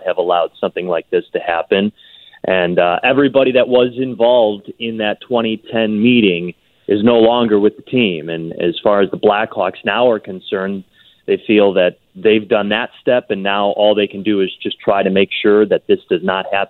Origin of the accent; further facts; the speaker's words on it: Chicago, Illinois, United States; I'm a Chicagoan, I'm a Chicago fan